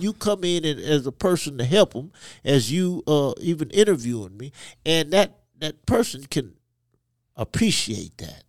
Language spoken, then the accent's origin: English; Côte d’Ivoire; born in Ivory Coast, West Africa, to parents who were missionaries